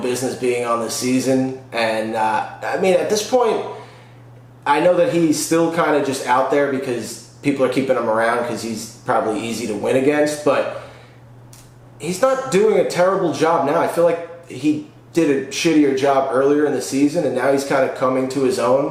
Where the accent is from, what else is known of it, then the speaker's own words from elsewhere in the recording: Long Island, New York, United States; I'm from Long Island